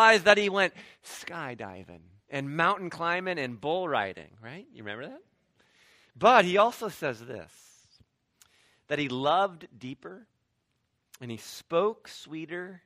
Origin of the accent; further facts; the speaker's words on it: Ohio, United States; I grew up in Midwest suburban Ohio